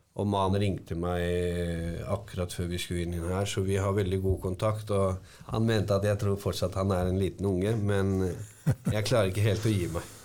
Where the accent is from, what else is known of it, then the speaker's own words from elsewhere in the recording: Hallingdal, Buskerud, Norway; Jeg vokste opp i Hallingdal, en liten bygd.